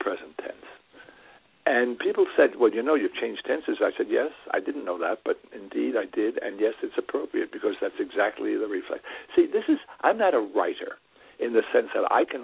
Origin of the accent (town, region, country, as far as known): New York City, New York, United States; born or raised there